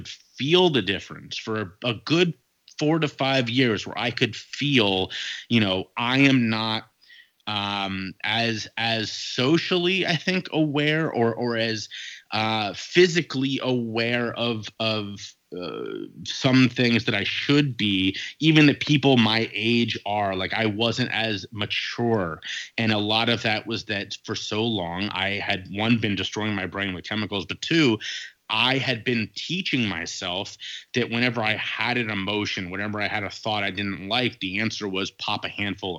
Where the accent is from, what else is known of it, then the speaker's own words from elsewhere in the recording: Cincinnati, Ohio, United States; also born or lived in Dayton, Ohio; Moved from there back to my hometown of Cincinnati, Ohio